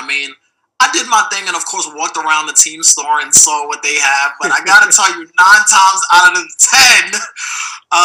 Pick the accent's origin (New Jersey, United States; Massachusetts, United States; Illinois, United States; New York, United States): New York, United States; moved away as an adult; now in Los Angeles, United States; I'm from New York, fashion capital of the world